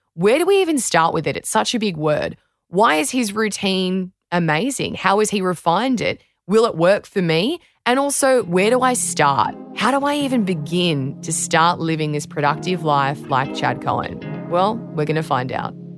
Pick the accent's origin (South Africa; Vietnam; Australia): Australia